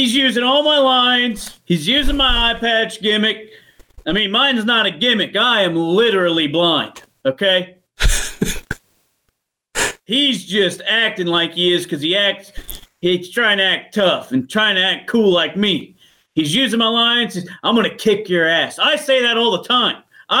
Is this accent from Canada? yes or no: yes; Canada; I'm Canadian. He's Canadian.